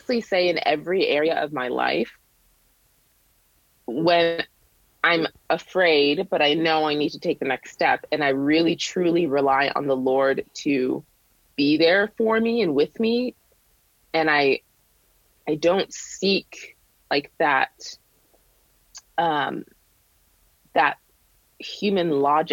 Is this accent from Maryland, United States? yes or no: no; New Hampshire, United States; also born or lived in Boston, Massachusetts; I was born in Boston, but I grew up in New Hampshire, super rural.